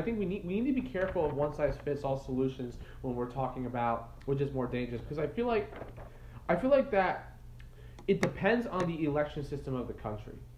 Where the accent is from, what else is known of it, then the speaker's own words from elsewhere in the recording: United States; I'm American too.